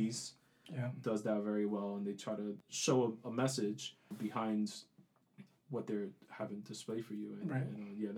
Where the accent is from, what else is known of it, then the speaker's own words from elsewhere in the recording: New York City, New York, United States; growing up in the South Bronx, a lot of tragedy, a lot of tough lessons learned just around me